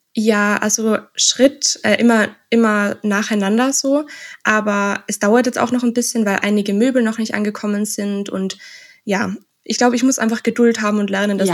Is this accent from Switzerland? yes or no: no; Austria; also born or lived in Innsbruck; Ich komme aus Österreich